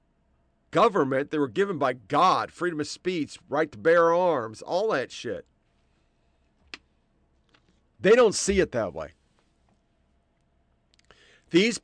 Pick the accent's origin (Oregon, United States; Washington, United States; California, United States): Oregon, United States; I came from Oregon.